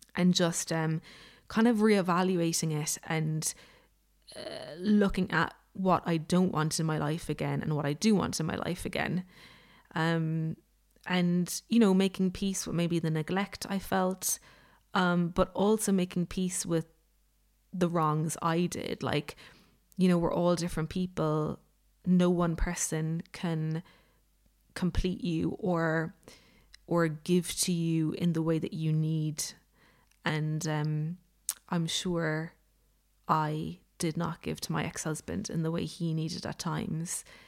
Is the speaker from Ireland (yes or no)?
yes; Ireland; I'm Irish